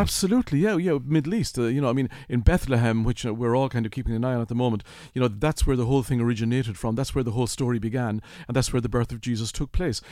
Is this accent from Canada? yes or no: no; Kilkenny, Leinster, Ireland; born or raised there